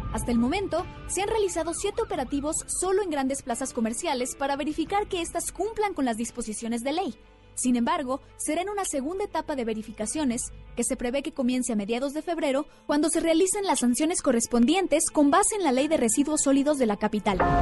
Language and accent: Spanish; Mexico; como buenos mexicanos